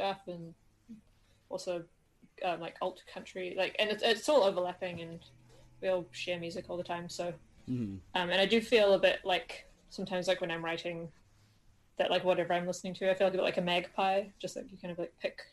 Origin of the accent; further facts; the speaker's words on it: Auckland, New Zealand; we're from Auckland